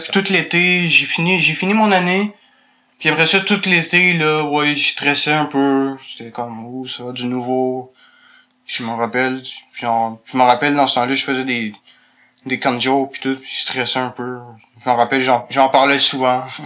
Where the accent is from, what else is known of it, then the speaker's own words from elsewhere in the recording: Montreal, Quebec, Canada; je suis né à Montréal